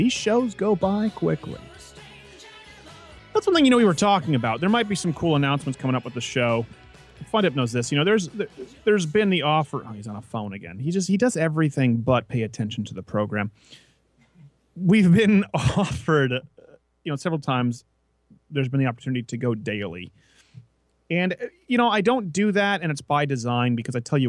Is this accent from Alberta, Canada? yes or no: no; Quebec, Canada; first language English; now in United States; raised as an English-speaking Canadian in French Canada